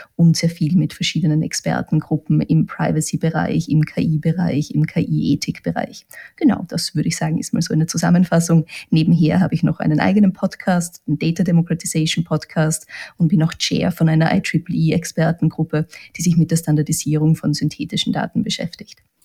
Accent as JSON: {"language": "German", "country": "Austria", "said": "bei uns in Österreich"}